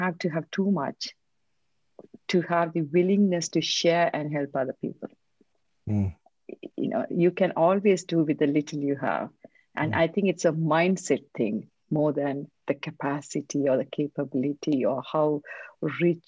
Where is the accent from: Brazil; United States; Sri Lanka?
Sri Lanka; English is a second language; also born or lived in Bangalore, India; now in United Kingdom; I am from Sri Lanka. As a child, I grew up there in a war zone